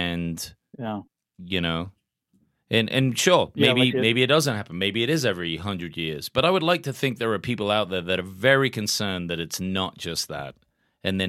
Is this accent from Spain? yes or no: no; England, United Kingdom; now in United States; growing up in England, we get tons of vaccines.